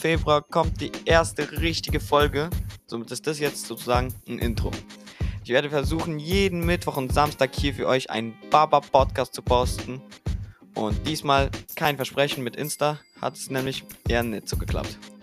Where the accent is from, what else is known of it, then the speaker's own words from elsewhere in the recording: Germany; Ich bin ein 16-jähriger Russe, geboren in Deutschland